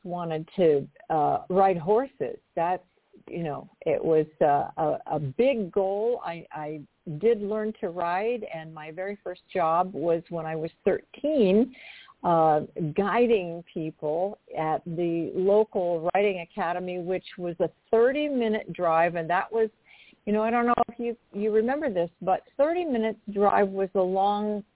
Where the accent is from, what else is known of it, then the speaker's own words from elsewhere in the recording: Portland, Oregon, United States; I am originally from Portland, Oregon, and I lived in uh, the suburbs of the city, which at that time, I grew up in the 60s